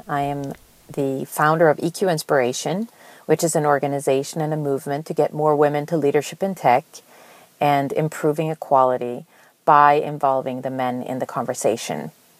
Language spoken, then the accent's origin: English; Sweden; moved away; My first job was in Santa Clara. I came over from Sweden in the 90s and was hired by a company there selling digital video editing boards.